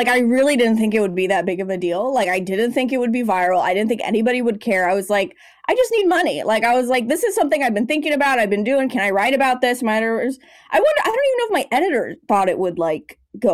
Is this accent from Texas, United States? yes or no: no; Los Angeles, California, United States; And then I came to LA, which is my hometown. I basically just came home and kept going, kept doing the damn thing.